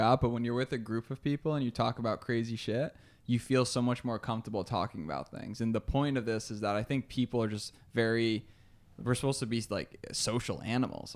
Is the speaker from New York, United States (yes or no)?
yes; Albany, New York, United States; we're both, oh, uh, Albany, New Yorkers, so upstate New